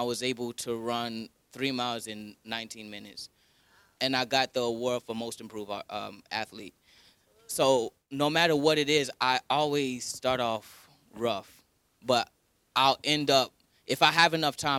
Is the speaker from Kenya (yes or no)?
yes; Kenya; And I'm Kenyan, you know. So I sucked at cross country and I'm Kenyan.